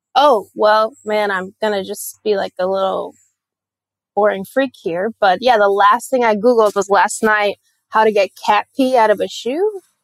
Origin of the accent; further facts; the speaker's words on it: Puerto Rico; moved away; I'm from Puerto Rico